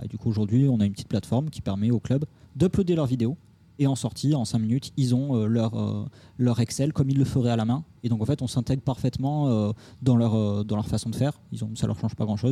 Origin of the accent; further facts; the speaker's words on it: Toulouse, Occitania, France; moved away as an adult; now in Paris, France; Je viens de Toulouse, sud de la France. je suis arrivé à Paris il y a 6 ans, 7 ans maintenant